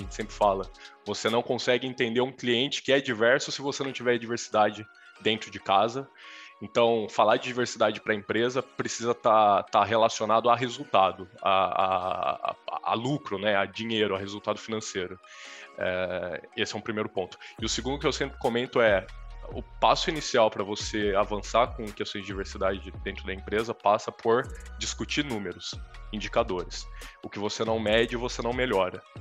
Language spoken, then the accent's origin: Portuguese; Campinas, São Paulo, Brazil; eu sou de Campinas, no interior de São Paulo